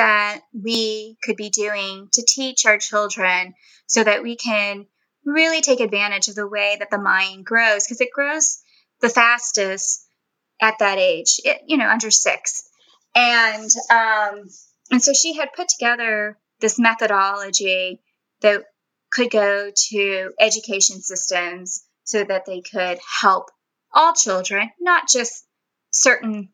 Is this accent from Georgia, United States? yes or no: no; Florida, United States; first language Spanish; English is a second language; being in a predominantly English-speaking area of Florida, I only spoke English after